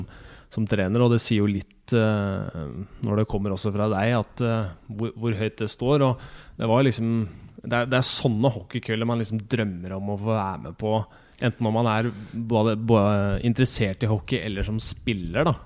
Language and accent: Norwegian; Norway; vi som nordmenn